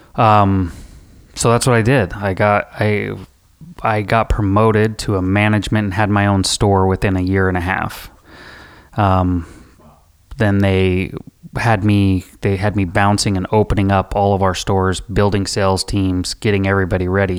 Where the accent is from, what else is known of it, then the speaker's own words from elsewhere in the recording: Rock Springs, Wyoming, United States; I grew up in Rock Springs, Wyoming.